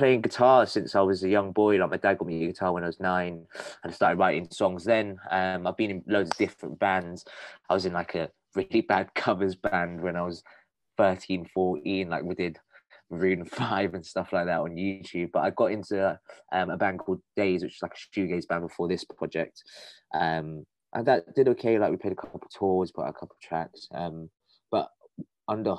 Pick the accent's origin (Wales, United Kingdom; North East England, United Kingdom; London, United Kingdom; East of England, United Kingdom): London, United Kingdom; I'm a musician from North London